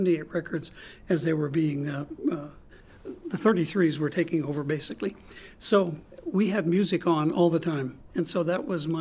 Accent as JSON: {"language": "English", "town": "St. Louis", "region": "Missouri", "country": "United States", "tie": "born or raised there", "also_born_or_lived": "Cape Girardeau, Missouri", "moved": "as an adult", "lives_now": "Norman, United States", "said": "I was born and raised in St. Louis"}